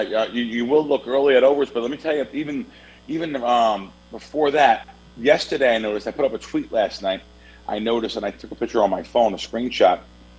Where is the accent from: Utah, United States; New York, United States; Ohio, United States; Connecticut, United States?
New York, United States; I'm from New York originally. It's a rite of passage. We've been betting sports since I was, in the bassinet.